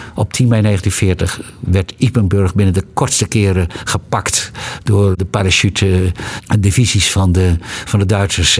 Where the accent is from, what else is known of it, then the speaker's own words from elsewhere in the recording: Netherlands; wij als Europeanen en zeker als Nederlanders